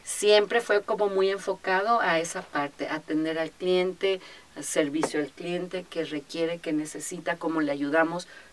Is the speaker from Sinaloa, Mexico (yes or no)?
no; Guadalajara, Jalisco, Mexico; also born or lived in Acapulco; nací aquí en Guadalajara y bueno, parte de mi vida em, estuve aquí, pero posteriormente, fíjate que las cosas de la vida, a mi papá le ofrecieron un trabajo y nos fuimos a vivir tres años a Acapulco.